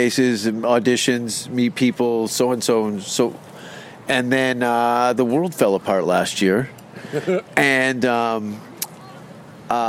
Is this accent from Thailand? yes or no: no; Canada; I'm from Canada